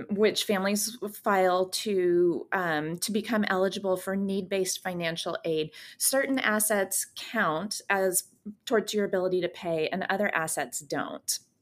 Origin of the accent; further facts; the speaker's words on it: San Francisco Bay Area, California, United States; also born or lived in Germany; now in Portland, United States; I grew up in California in the, um, in the San Francisco Bay Area, and I live in Portland, Oregon now